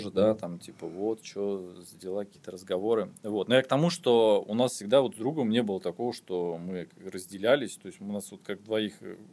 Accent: Belousovo, Kaluga Oblast, Russia; Я же э, говорил, что я не из Москвы, да.

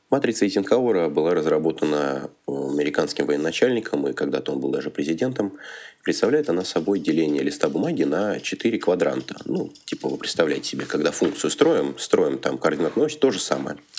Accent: Kaluga, Kaluga Oblast, Russia; moved away as an adult; now in Moscow, Russia; Я родом с Калуги. Уже третий год учусь и живу в Москве

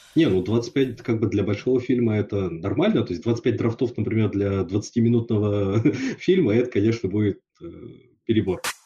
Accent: Yakutsk, Sakha Republic, Russia; я вырос в Якутске, это было очень специфическое, да, то есть шесть месяцев в году зима

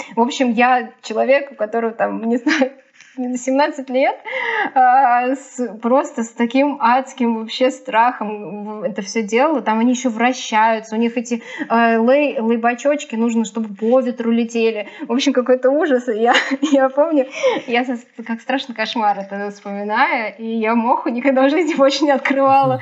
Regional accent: Sergiev Posad, Moscow Oblast, Russia; я из Сергиева Посада, и мне ездить 70 километров на электричке

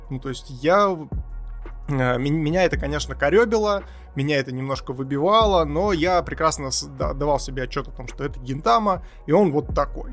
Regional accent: Siberia, Russia; я как сибиряк могу э, примерно представить, что это такое, и могу даже поделиться опытом, что такое, блин, жить в снегу 10 месяцев в году

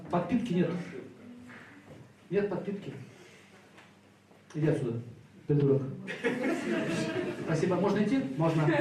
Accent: Saint Petersburg, Russia; born there; родился в 1971 году, город Санкт-Петербург, и квартира номер 5.

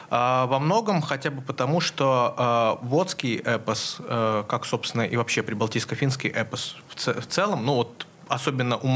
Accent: Nizhnyaya Luga, Leningrad Oblast, Russia; я родом с Нижней Луги

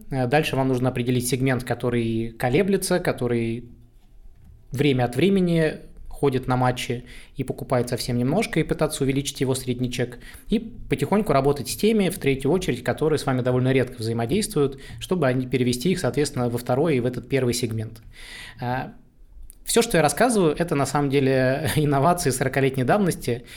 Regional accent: Saint Petersburg, Russia; я простой парень из Петербурга, вырос в жопе этого самого города

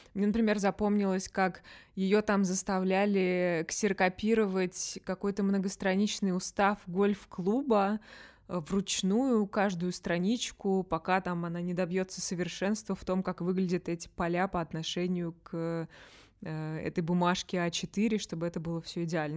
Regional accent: Russia; moved away; я из России

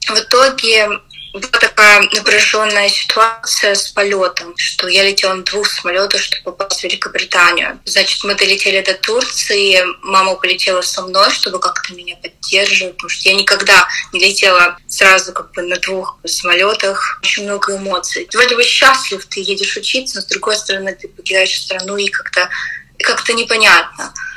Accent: Russia; moved away as an adult; now in United Kingdom; я из России

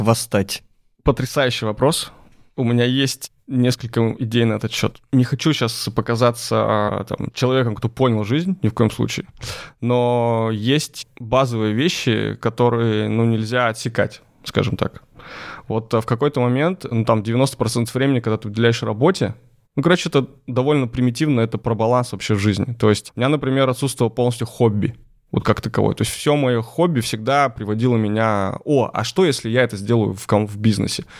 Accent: Lysva, Perm Krai, Russia; Лысьва. Это мой родной город, крошечный город э, в Пермской области

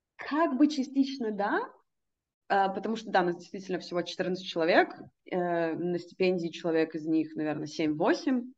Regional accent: Russia; moved away; я из России

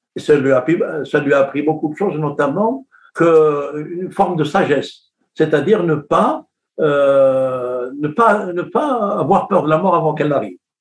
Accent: Kabylie, Algeria; moi, je suis de la Kabylie

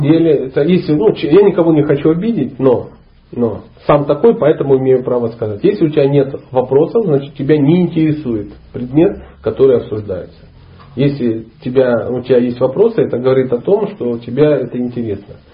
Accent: Dnipro, Dnipropetrovsk Oblast, Ukraine; moved away as an adult; also born or lived in Karelia / Sochi; Я ломанулся из Днепропетровска, ну, города, в котором я родился

